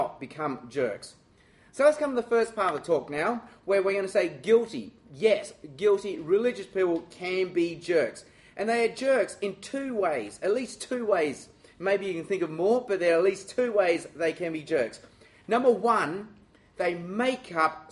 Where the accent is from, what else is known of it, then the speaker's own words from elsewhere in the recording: Australia; I'm Chinese, and I'm Australian